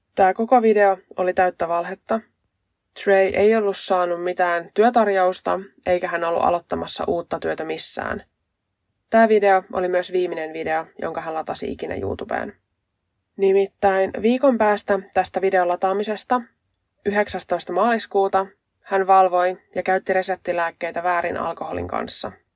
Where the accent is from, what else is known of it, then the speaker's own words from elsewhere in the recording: west coast of Finland, Finland; accent: west coast dialect; mä oon länsirannikolta kotosin, ja mä puhun länsirannikon murretta